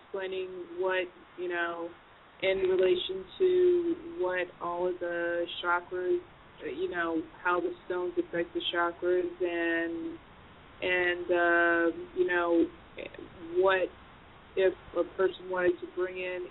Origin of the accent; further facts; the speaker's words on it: South Africa; I'm from South Africa